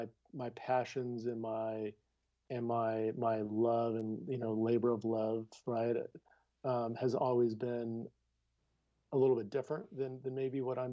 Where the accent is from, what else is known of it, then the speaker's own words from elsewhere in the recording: Downey, California, United States; Born and raised in Downey, California